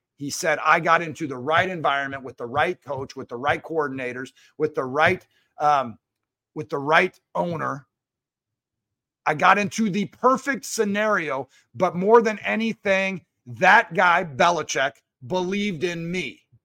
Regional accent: Seattle, Washington, United States; I grew up in Seattle

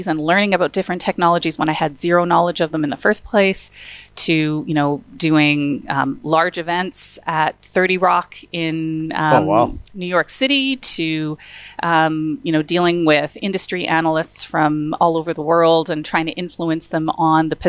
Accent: Edmonton, Alberta, Canada; also born or lived in Ottawa; I grew up in Edmonton. I wasn't born in Edmonton, but I've lived here since I was just turning

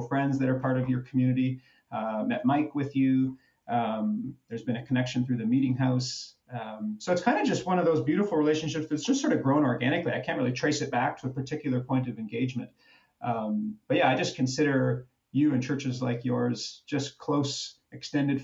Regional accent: Niagara Falls, Ontario, Canada; moved away as an adult; also born or lived in Waterloo; now in Toronto, Canada; So I grew up in Niagara Falls, Ontario, as it just so happens. I was born in the unspeakable north of Ontario, but moved to Niagara at a very young age.

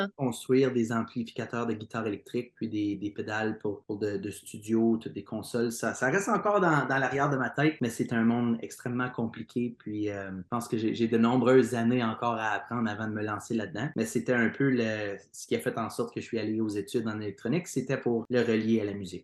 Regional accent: Plantagenet, Ontario, Canada; je suis natif de la région de Plantagenet, qui est dans l'Est ontarien. J'ai grandi là-bas

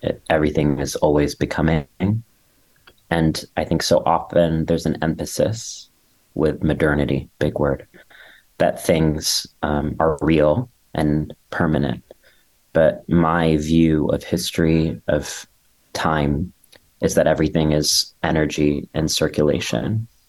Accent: India; now in New York City, United States; I'm being interrupted by a siren, so you know that I'm truly in New York City. And I am Indian and gender nonconforming

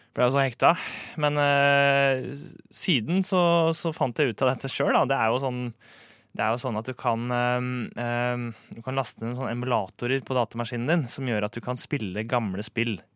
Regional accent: Romerike, Akershus, Norway; jeg er fra Romerike

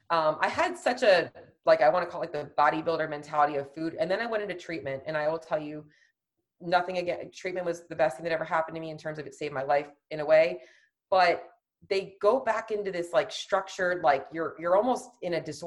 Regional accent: Florida, United States; I'm from Florida

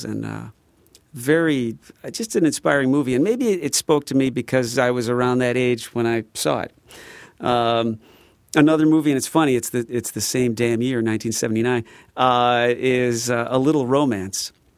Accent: Midwest, United States; we're from the Midwest

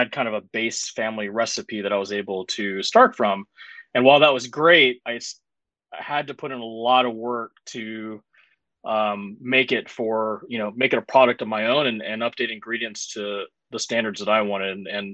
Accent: Mississippi, United States; And I'm actually born and raised in Mississippi. And I know I certainly sound like it.

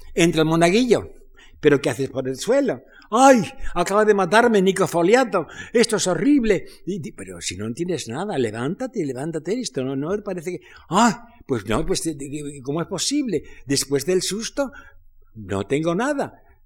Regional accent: Spain; moved away as an adult; also born or lived in France; yo en el exilio, porque me exilié de España

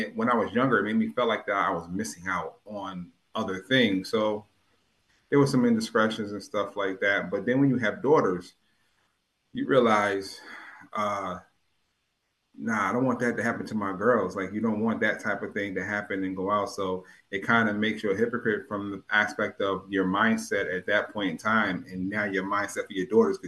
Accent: New Haven, Connecticut, United States; also born or lived in Hartford, Connecticut / Hamden, Connecticut; I was born in Yale New Haven Hospital. I was born in Franklin Street

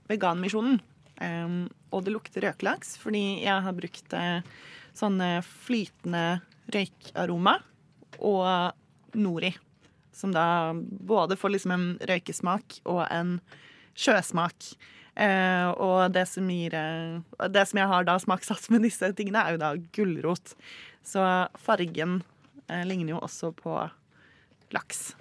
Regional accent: Western Norway, Norway; jeg er fra Vestlandet.

